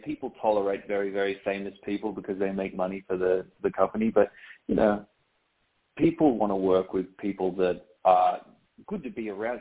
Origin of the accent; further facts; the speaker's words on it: Australia; moved away as an adult; now in United States; I'm a poor excuse for an Australian growing up on the beach.